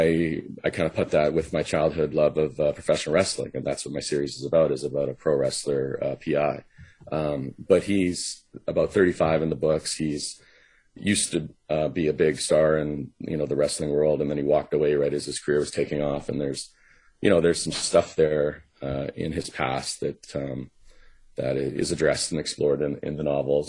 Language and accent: English; Vancouver, British Columbia, Canada; also born or lived in Los Angeles; my hometown